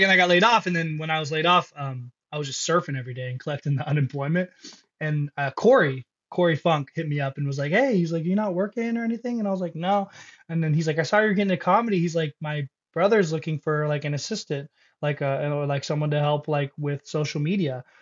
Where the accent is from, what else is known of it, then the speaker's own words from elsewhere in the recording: Lake Elsinore, California, United States; I'm from Lake Elsinore